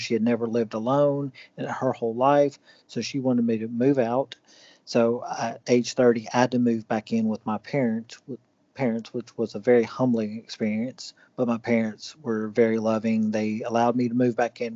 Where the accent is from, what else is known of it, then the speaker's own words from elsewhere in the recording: Cleveland, Tennessee, United States; also born or lived in Atlanta, Georgia / Brussels, Belgium / Paris, France / Uruguay; I'm from Cleveland, Tennessee.